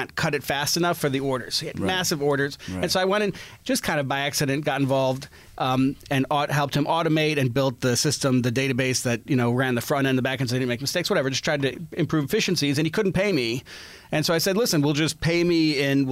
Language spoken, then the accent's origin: English; Chicago, Illinois, United States; moved away as an adult; also born or lived in Middle East / Boston / California; I grew up in Chicago